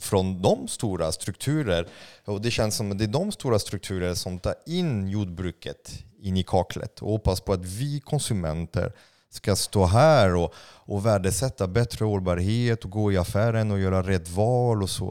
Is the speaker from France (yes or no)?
yes; France; Swedish is a second language; now in Sweden; jag är utl-, utlänning, jag är fransman